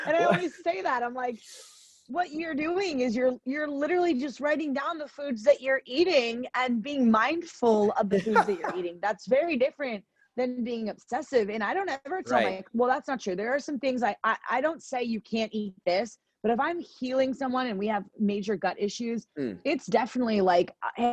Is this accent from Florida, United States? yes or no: yes; Florida, United States; I'm from Florida